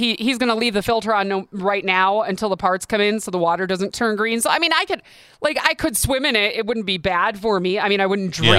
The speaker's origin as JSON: {"language": "English", "region": "Wisconsin", "country": "United States", "also_born_or_lived": "Michigan", "moved": "yes", "lives_now": "Arizona, United States", "said": "I moved here from Michigan, but I'm from Wisconsin."}